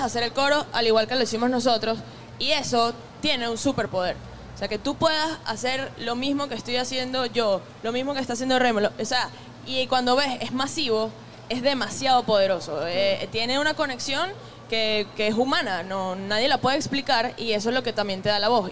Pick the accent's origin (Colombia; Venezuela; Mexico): Venezuela; Puerto La Cruz, Anzoátegui; also born or lived in Ciudad Bolívar / Zaraza, Guárico; yo no crecí en el llano, yo crecí en Puerto La Cruz, soy de Ciudad Bolívar, nací en Ciudad Bolívar